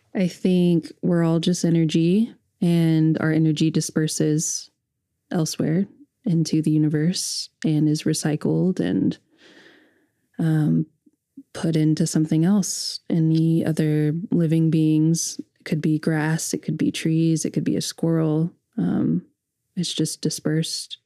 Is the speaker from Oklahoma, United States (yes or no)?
yes; Edmond, Oklahoma, United States; growing up in Edmond, Oklahoma